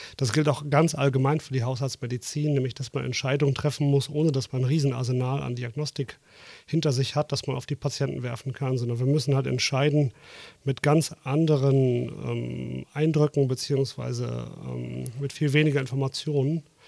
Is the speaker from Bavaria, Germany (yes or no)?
no; Dortmund, North Rhine-Westphalia, Germany; moved away; also born or lived in Hesse; Ich bin ja Großstädter. Ich komme aus Dortmund. Mhm. Ab und zu hört man es vielleicht ein bisschen raus.